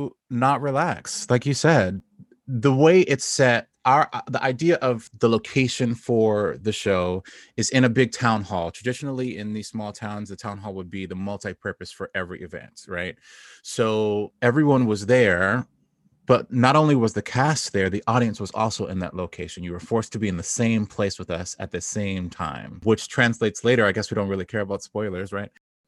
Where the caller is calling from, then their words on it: Brooklyn, New York, United States; I'm calling from Brooklyn. I'm in New York still. I'm one of the ones who stayed.